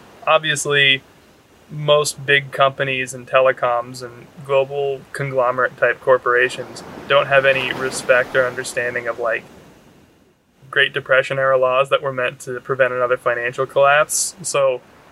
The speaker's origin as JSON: {"language": "English", "region": "Northern California", "country": "United States", "tie": "born or raised there", "said": "I grew up in Northern California"}